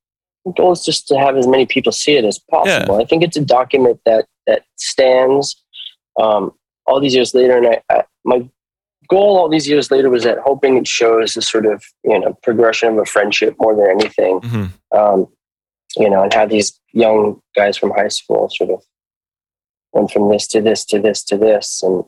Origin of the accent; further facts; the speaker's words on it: New York, United States; When I'm from New York, and you'd think like, oh, somebody in New York would want to show this stuff.